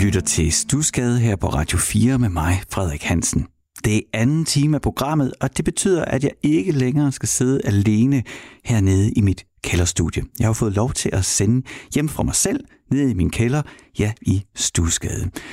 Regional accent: Horsens, Central Denmark Region, Denmark; jeg kommer fra Horsens

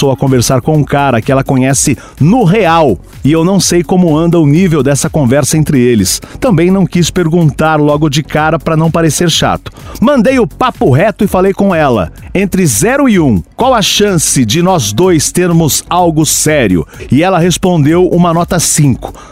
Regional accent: Minas Gerais, Brazil; sou mineiro, 24 anos, do signo de Libra.

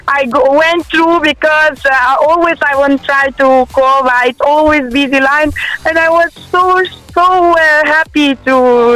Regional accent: Uzbekistan; now in Dubai, United Arab Emirates; I'm from Uzbekistan.

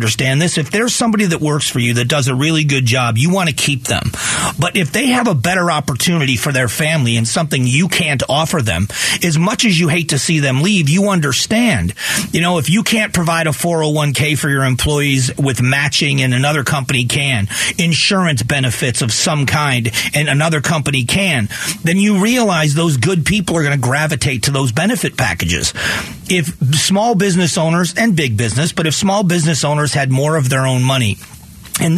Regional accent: Florida, United States; moved away as an adult; also born or lived in Ohio; now in Phoenix, United States; I was born in Ohio, but raised in Florida, and then been here.

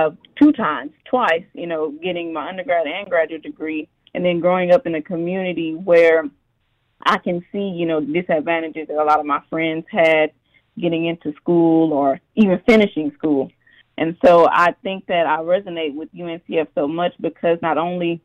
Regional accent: Houston, Texas, United States; I grew up in Third Ward area, and so I went to Yates High School

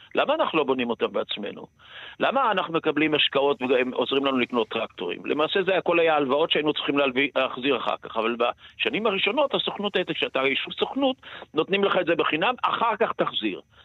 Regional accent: Israel; אני בן קיבוץ בעצמי

